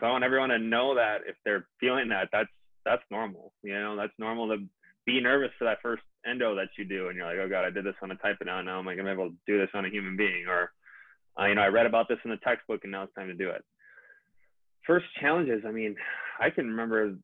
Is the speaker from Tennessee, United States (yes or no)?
no; Minnesota, United States; also born or lived in Fargo, North Dakota; I'm from Minnesota.